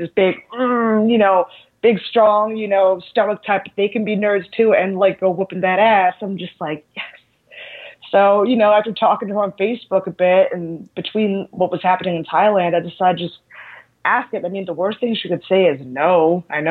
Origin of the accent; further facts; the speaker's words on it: Philadelphia, Pennsylvania, United States; I'm originally from Philadelphia